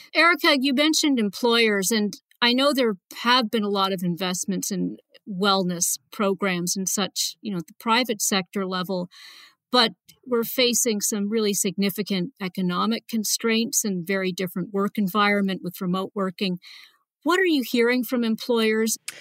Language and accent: English; Canada; moved away; I'm a Canadian originally